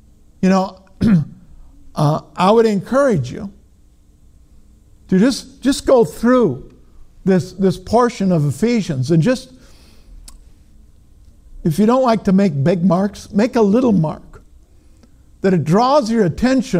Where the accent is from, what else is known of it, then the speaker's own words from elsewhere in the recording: Minnesota, United States; I'm from Minnesota, you know, but even in Minnesota, has is past tense